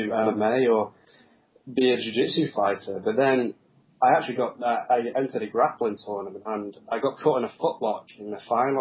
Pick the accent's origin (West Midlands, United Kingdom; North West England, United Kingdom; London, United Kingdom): North West England, United Kingdom; Preston; I'm actually originally from Preston, which is near Manchester in northwest England.